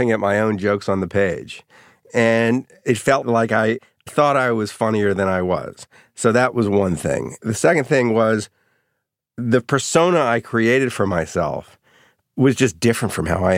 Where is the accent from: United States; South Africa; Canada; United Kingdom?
United States; New Orleans, Louisiana; I grew up in New Orleans, Louisiana. Both parents' families had been there forever.